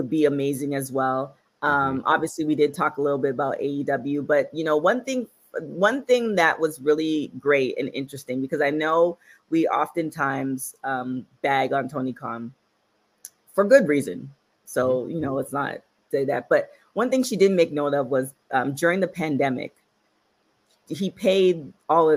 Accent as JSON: {"language": "English", "country": "Canada", "moved": "yes", "lives_now": "United States"}